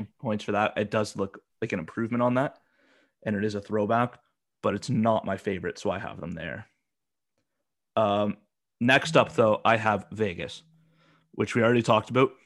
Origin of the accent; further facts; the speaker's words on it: Alberta, Canada; I'm from Alberta. You know, I grew up watching the Oilers